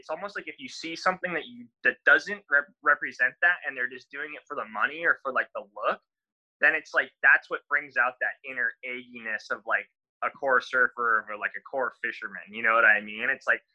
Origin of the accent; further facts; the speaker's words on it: La Paz, Baja California Sur, Mexico; I learned that from growing up in Mexico